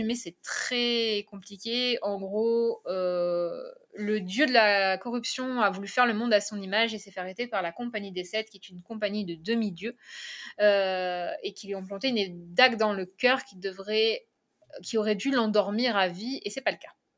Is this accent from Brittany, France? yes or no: no; Carnoules, Provence-Alpes-Côte d'Azur, France; je suis de Carnoul, donc euh, je suis de la zone varoise